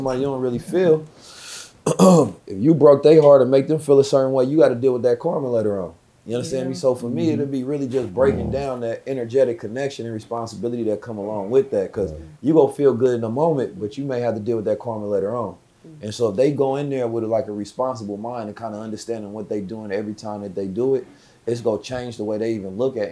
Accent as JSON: {"language": "English", "town": "Oakland", "region": "California", "country": "United States", "said": "I'm from Oakland"}